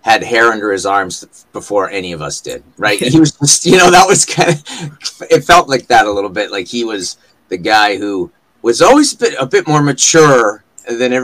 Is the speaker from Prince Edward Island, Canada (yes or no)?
no; Vancouver, British Columbia, Canada; accent: Canadian; now in Comox, Canada; I was born and raised in Vancouver